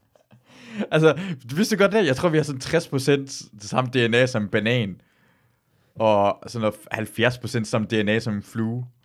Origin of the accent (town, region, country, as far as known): Løgstør, North Denmark Region, Denmark; moved away; also born or lived in Aalborg